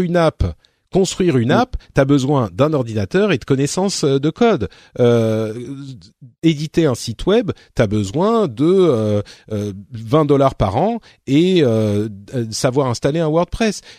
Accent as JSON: {"language": "French", "town": "Paris", "region": "Île-de-France", "country": "France", "said": "je suis parisien"}